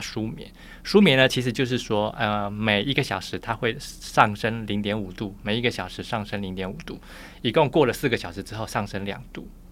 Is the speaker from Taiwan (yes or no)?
yes; Taiwan; 我是从小眷村长大的